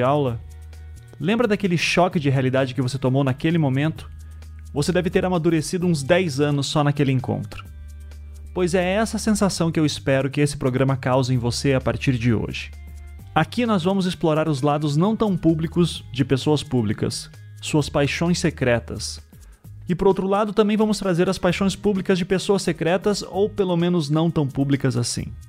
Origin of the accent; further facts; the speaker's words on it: Curitiba, Paraná, Brazil; also born or lived in Recife; Eu nasci em Recife, mas fui criado em Curitiba